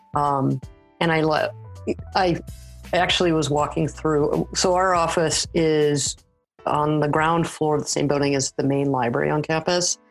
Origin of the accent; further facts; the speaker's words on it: Los Angeles, California, United States; moved away as an adult; now in Saskatoon, Canada; I'm originally from the Los Angeles area and I now live in Saskatoon